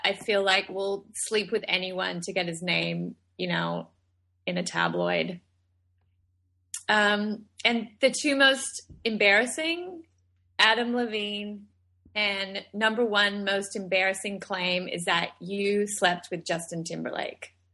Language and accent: English; Australia; moved away; I was born and raised in Australia.